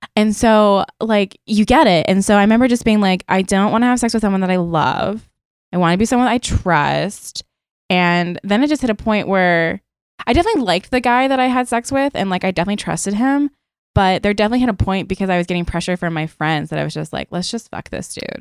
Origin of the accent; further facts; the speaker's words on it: Maryland, United States; now in New York, United States; I'm also from Maryland